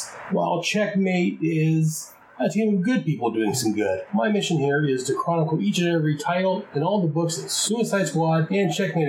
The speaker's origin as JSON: {"language": "English", "area": "near Merced", "region": "California", "country": "United States", "tie": "born or raised there", "said": "Merced, California. That is about 16 miles from my hometown."}